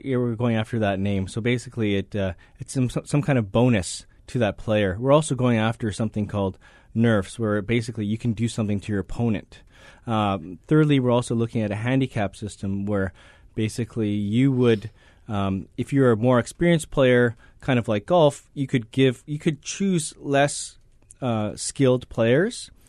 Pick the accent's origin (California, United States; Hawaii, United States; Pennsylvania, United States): Hawaii, United States; moved away; also born or lived in Vancouver, Canada; I grew up in Hawaii.